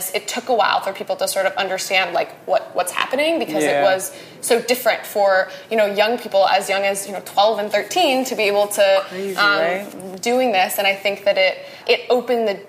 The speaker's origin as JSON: {"language": "English", "region": "Wisconsin", "country": "United States", "tie": "born or raised there", "said": "So I am from Wisconsin. I was born and raised there"}